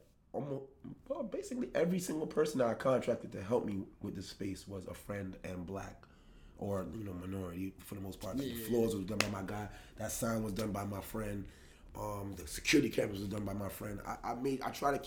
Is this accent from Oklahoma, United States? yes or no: no; New York City, New York, United States; I am from the Bronx